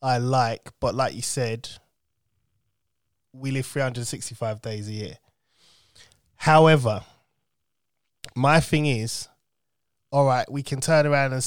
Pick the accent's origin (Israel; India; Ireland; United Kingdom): United Kingdom; I'm not American, right? I'm British.